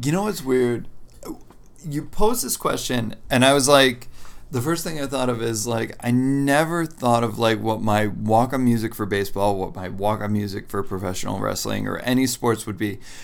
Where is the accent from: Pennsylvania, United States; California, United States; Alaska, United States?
Pennsylvania, United States; Lancaster County; I'm from Lancaster County.